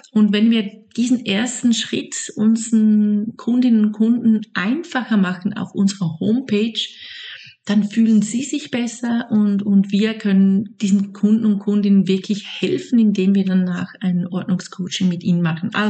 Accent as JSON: {"language": "German", "country": "Switzerland", "lives_now": "Lake Zurich, Switzerland", "said": "ich komme aus der Schweiz und ich lebe in meiner Familie am Zürichsee"}